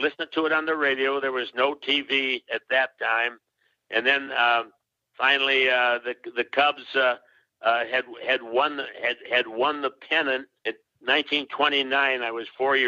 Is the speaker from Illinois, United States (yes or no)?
yes; Chicago, Illinois, United States; I grew up in Chicago.